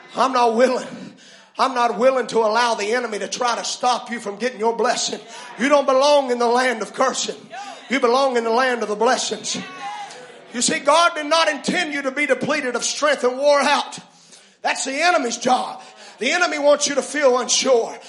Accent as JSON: {"language": "English", "country": "United States", "said": "our rights as citizens of the American nation"}